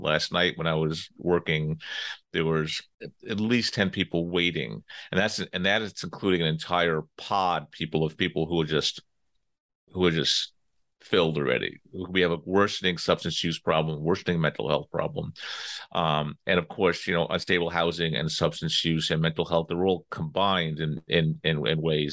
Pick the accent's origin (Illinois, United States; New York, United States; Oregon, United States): New York, United States; Long Island; I'm from New York. I grew up, uh, out in sort of the middle part of Long Island